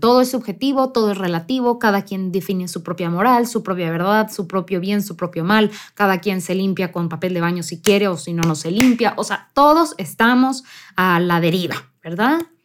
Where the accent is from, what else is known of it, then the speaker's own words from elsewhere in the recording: near the US border, northern Mexico, Mexico; yo crecí en México, en, específicamente en el norte de México, muy cercano a la frontera con Estados Unidos